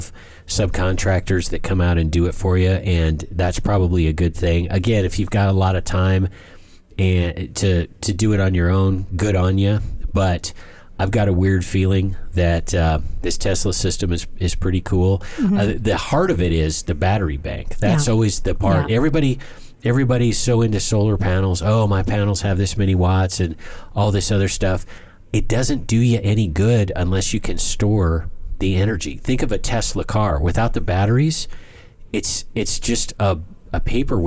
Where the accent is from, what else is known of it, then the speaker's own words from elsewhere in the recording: near Seattle, Washington, United States; I grew up on the northern border